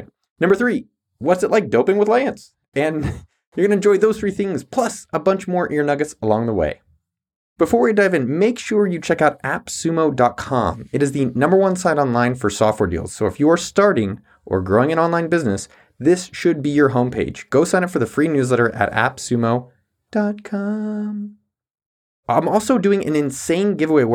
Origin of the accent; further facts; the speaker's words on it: San Jose, California, United States; I grew up in San Jose, California